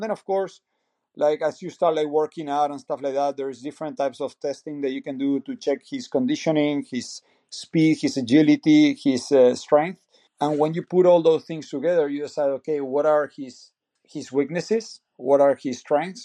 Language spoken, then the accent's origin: English; Bahía Blanca, Buenos Aires Province, Argentina; moved away as an adult; now in United States; I'm from Argentina, city called Bahía Blanca. It's a small city in Buenos Aires province.